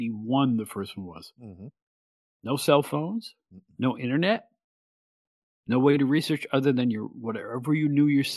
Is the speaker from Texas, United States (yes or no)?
no; Catskill, New York, United States; born or raised there